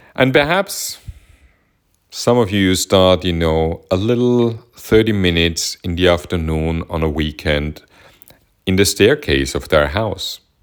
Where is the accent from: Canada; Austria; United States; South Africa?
Austria; Vienna; growing up in Vienna